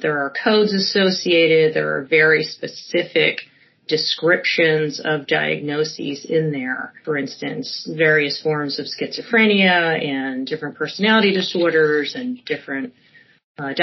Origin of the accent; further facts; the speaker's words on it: Chester County, Pennsylvania, United States; also born or lived in Berks County, Pennsylvania; I grew up in Chester County